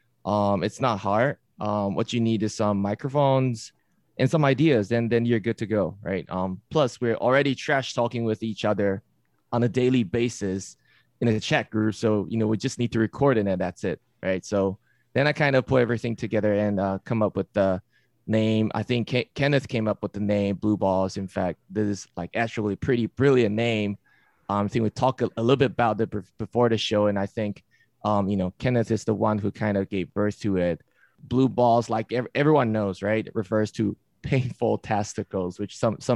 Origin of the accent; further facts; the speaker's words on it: Yilan, Yilan County, Taiwan; moved away as an adult; also born or lived in Hsinchu, Taiwan; now in Michigan, United States; growing up in Taiwan